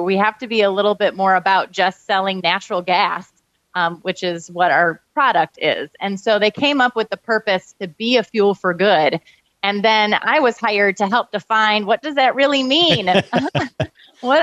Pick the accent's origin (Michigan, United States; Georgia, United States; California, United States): Michigan, United States; Kalamazoo; I grew up in uh, Kalamazoo, Michigan